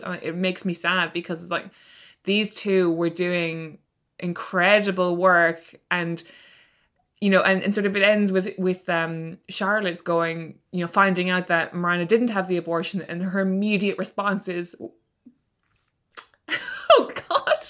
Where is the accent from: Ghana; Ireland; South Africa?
Ireland; as a teenager who was growing up in Ireland